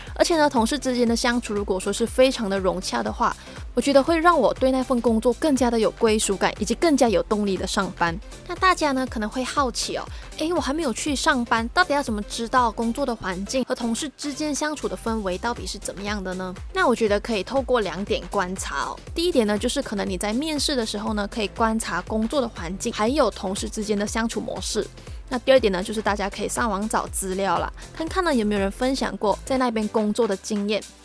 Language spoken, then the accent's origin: Chinese; Malaysia; moved away as an adult; now in Taiwan; 我同样来自马来西亚